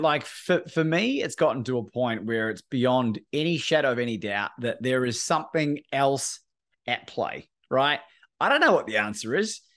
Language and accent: English; New Zealand; moved away as an adult; also born or lived in Australia; growing up in New Zealand